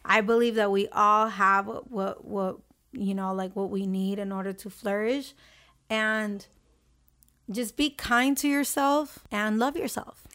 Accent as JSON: {"language": "English", "country": "Honduras", "moved": "yes", "said": "I was from Honduras"}